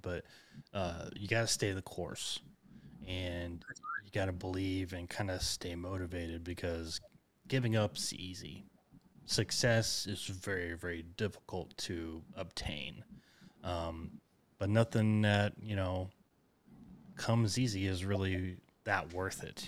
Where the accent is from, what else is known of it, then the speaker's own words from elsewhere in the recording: Enid, Oklahoma, United States; I grew up in Enid, north of that.